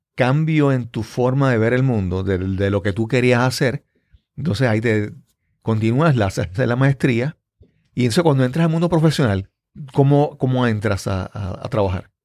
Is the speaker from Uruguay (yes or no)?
no; Yabucoa, Puerto Rico; que siempre recuerdo de mi pueblo. Mi abuela era eh, doña Reina en el pueblo de Yabucoa